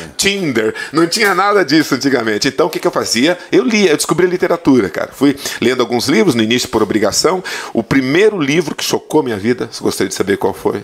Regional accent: Planalto, Paraná, Brazil; also born or lived in São Miguel do Oeste, Santa Catarina; foi em Planalto, no sudoeste do Paraná, que eu vivi a partir dos meus uh, sete anos de. seis anos de idade.

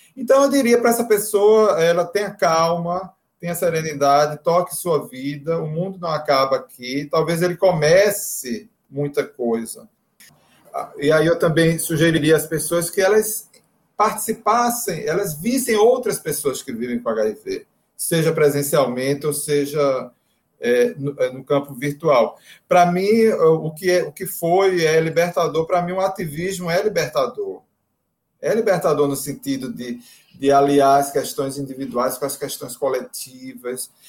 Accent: Northeast Brazil, Brazil; A gente é do Nordeste

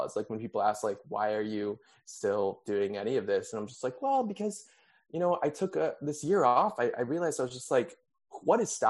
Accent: Wisconsin, United States; moved away as an adult; also born or lived in Texas / New York; now in Los Angeles, United States; I moved from Texas to Wisconsin

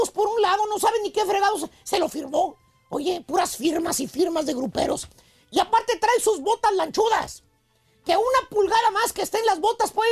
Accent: Durango, Mexico; Soy de México, de Durango.

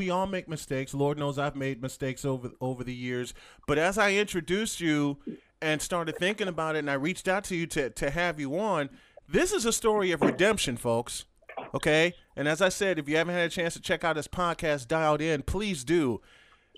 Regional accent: Chicago, Illinois, United States; my hometown of Chicago

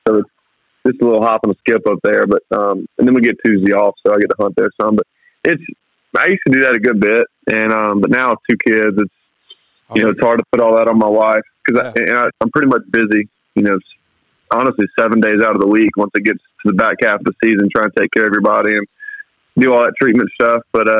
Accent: South Mississippi, United States; I grew up in South Mississippi

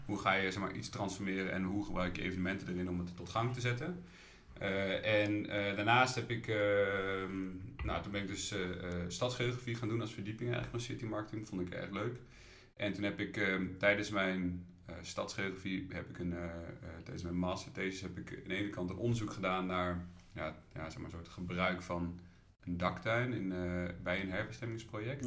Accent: Ede, Gelderland, Netherlands; moved away as an adult; now in Utrecht, Netherlands; Ik kom oorspronkelijk uit Ede mensen kennen altijd nou, Ede van Ede Wageningen. Ja. Eh, daar ben ik geboren en getogen

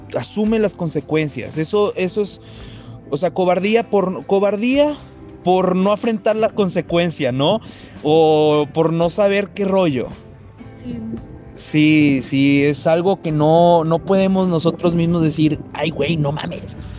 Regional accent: Saltillo, Coahuila, Mexico; moved away as an adult; now in Monterrey, Mexico; yo estudio dirección administración de empresas en Monterrey, soy de Saltillo

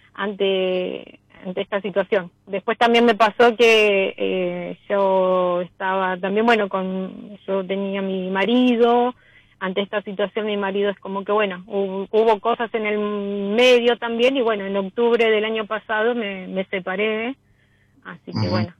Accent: Los Cardales?, Buenos Aires, Argentina; yo soy de Las Ferreres, zona oeste

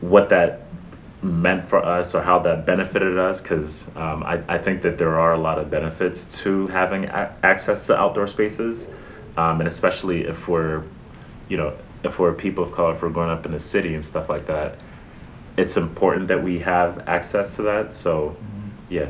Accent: New York City, New York, United States; growing up in the Bronx

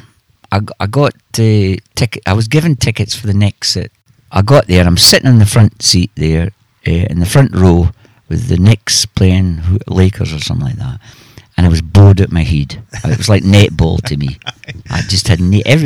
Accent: Scotland, United Kingdom; I'm Scottish

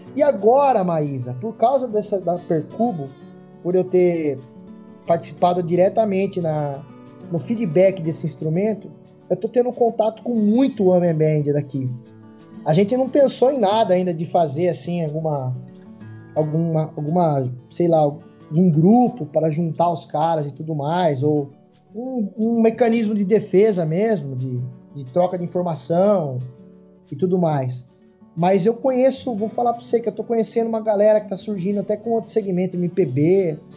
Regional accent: Itu, São Paulo, Brazil; eu sou de uma cidade interior aqui na, em Itu

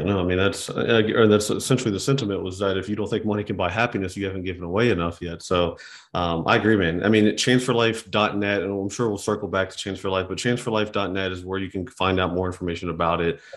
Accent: West Virginia, United States; growing up in West Virginia that was shoveling snow, cutting grass

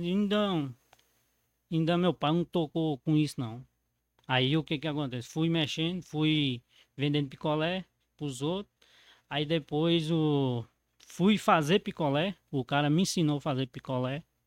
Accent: Mato Verde, Minas Gerais, Brazil; eu nasci dentro da borracharia

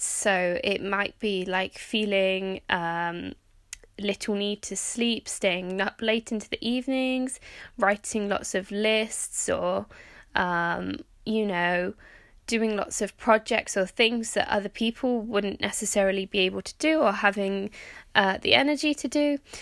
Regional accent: United Kingdom; also born or lived in Norway / Canada; I am technically British

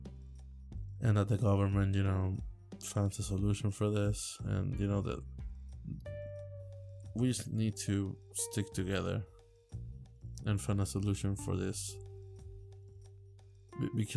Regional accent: Puerto Rico; now in Virginia, United States; I come from Puerto Rico

